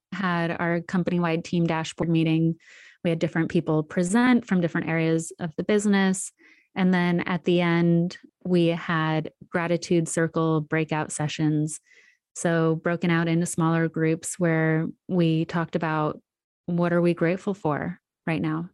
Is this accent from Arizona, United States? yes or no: yes; Sedona, Arizona, United States; moved away; also born or lived in New York; spend one month in my hometown of Sedona.